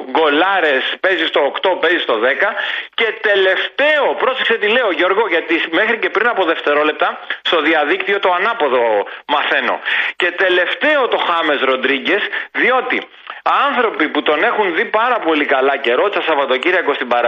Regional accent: Greece; έτσι τώρα σαν Έλληνας επειδή ο Τζαβέλας παίζει στην Εθνική Ελλάδος θέλω να στυλιτεύσω τη συμπεριφορά του

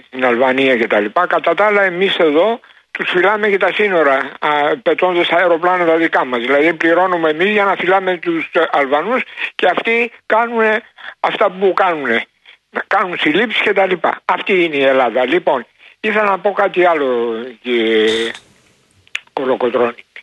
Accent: Istanbul, Turkey; now in Greece; εγώ είμαι και από την Κωνσταντινούπολη

